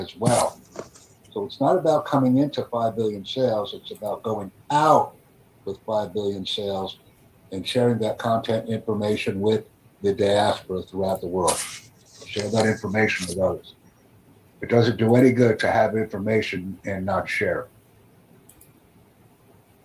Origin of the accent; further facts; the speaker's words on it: New York City, New York, United States; I'm from the New York City area